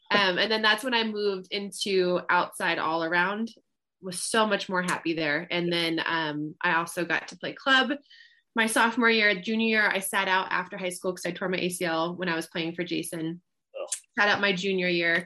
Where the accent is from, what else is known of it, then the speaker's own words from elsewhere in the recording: Colorado, United States; moved away as an adult; also born or lived in Tennessee; I'm from Colorado